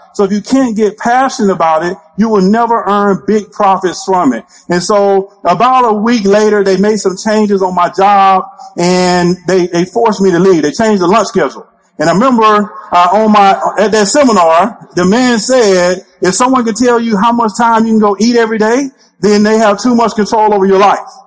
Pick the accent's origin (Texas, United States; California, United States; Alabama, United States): Alabama, United States; I'm originally from the state of Alabama.